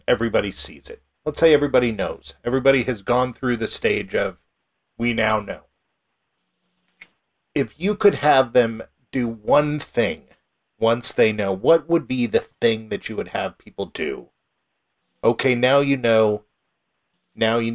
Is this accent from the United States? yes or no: yes; United States; also born or lived in Southern Oregon; growing up in Northern California, Southern Oregon